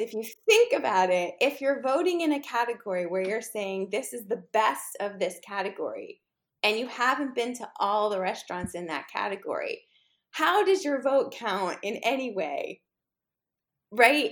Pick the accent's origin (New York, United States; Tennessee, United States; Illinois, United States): New York, United States; New York City; I grew up in New York City, specifically on the Upper East Side